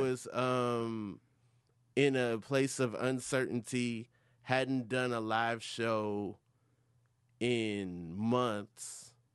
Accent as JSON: {"language": "English", "town": "Atlanta", "region": "Georgia", "country": "United States", "said": "I'm from Atlanta, Georgia."}